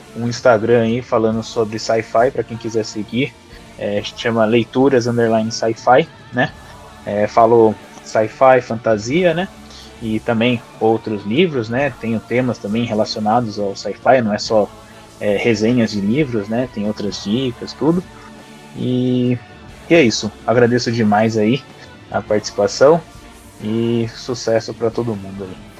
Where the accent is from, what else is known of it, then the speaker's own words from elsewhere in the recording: Campinas, São Paulo, Brazil; sou de Campinas